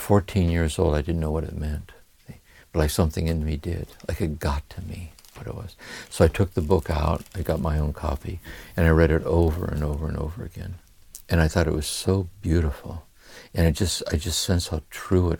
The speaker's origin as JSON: {"language": "English", "town": "Akron", "region": "Ohio", "country": "United States", "tie": "born or raised there", "said": "growing up in Akron, Ohio, with a violent alcoholic father"}